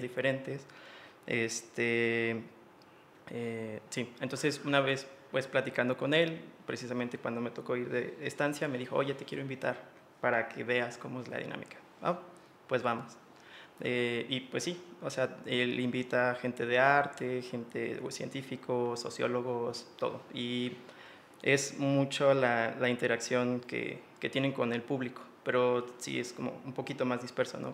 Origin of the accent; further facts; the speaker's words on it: San Miguel de Allende, Guanajuato, Mexico; now in Irapuato, Mexico; soy de San Miguel, soy originario de San Miguel de Allende